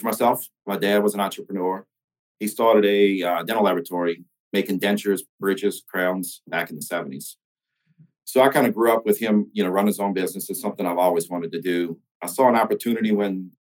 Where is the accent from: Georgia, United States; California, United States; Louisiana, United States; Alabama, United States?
Louisiana, United States; St. Bernard Parish, outside New Orleans; I grew up in St. Bernard Parish, which is just outside New Orleans